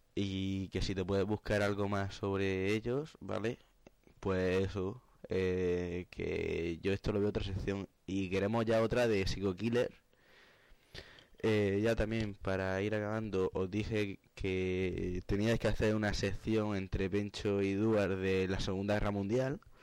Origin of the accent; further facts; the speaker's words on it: Cartagena, Region of Murcia, Spain; Yo soy el cartagenero